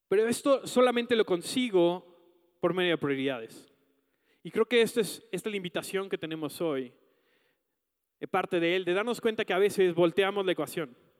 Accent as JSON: {"language": "Spanish", "country": "Mexico", "said": "como mexicanos nos pasa esto"}